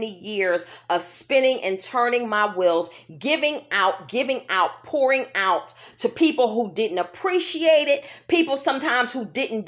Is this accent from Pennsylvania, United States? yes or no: yes; Philadelphia, Pennsylvania, United States; when I was a kid walking the streets of Germantown, Pennsylvania with her growing up in Philadelphia